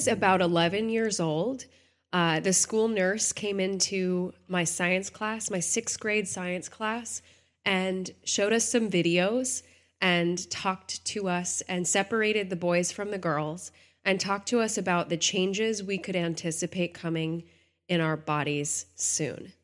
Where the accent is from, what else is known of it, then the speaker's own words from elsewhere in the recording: Texas, United States; I grew up in Texas